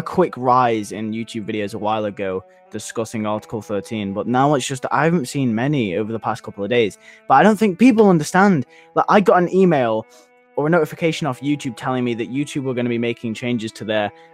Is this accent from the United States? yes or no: no; United Kingdom; I'm British, okay? I'm in the EU